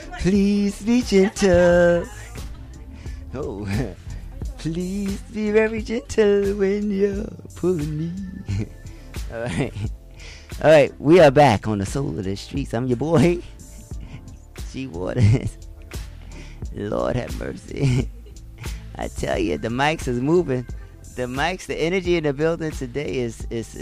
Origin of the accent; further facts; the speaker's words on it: New York City, New York, United States; I'm from the Bronx